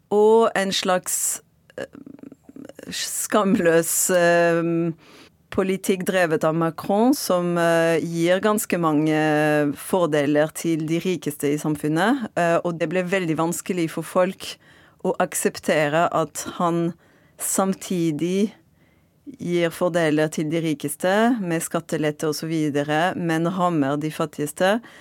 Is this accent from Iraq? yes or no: no; Marseille, Provence-Alpes-Côte d'Azur, France; Norwegian is a second language; moved away as an adult; now in Norway; Jeg er fransk fra Marseille og har bodd i Norge i nesten ti år